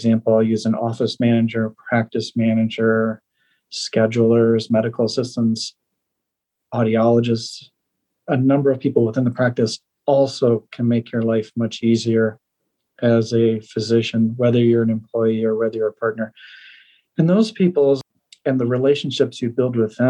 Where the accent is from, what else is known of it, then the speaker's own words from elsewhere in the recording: Northern Illinois, United States; moved away as an adult; also born or lived in Iowa / Atlanta; now in Colorado, United States; I grew up in Northern Illinois and went to the University of Iowa